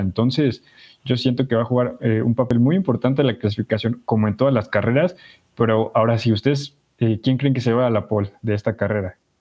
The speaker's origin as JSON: {"language": "Spanish", "country": "Mexico", "said": "porque somos mexicanos"}